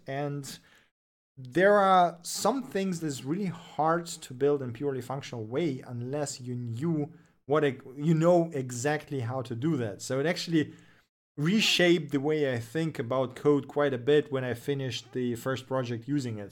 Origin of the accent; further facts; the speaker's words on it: Russia; first language Russian; English is a second language; moved away as an adult; now in Germany; I am from Russia, but I'm currently l, uh, living in Germany.